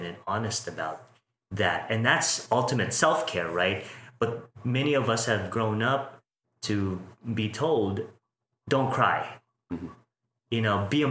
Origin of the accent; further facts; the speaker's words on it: Philippines; now in Las Vegas, United States; I'm Filipino